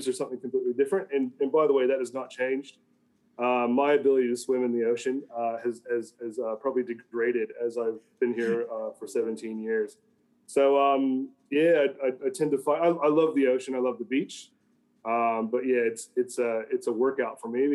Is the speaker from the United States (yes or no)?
yes; just north of Dayton, Ohio, United States; moved away as an adult; also born or lived in Sydney, Australia; now in Australia; I come from America, from the Midwest. So from a place in Ohio, just north of Dayton, pretty much a rural farm type area. So just think of cornfields and farms. That's where I grew up